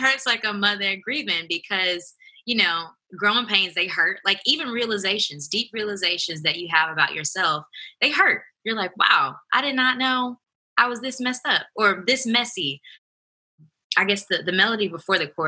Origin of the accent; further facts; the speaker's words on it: Huntsville, Alabama, United States; I'm a songwriter from Huntsville, Alabama